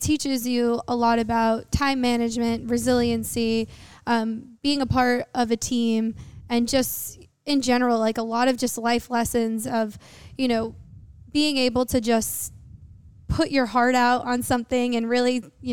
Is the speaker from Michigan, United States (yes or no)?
no; New York City, New York, United States; I grew up in New York, in Queens, New York, and I went to Bayside High School